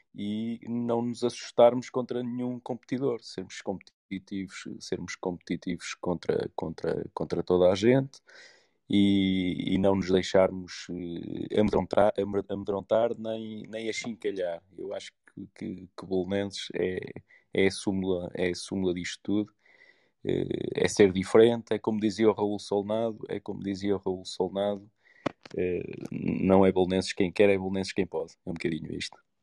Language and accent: Portuguese; Porto, Norte, Portugal; moved away as an adult; now in Lisbon, Portugal; sou da cidade do Porto. Vivi no Porto até aos 18, 19 anos e, e depois vim, vim para Lisboa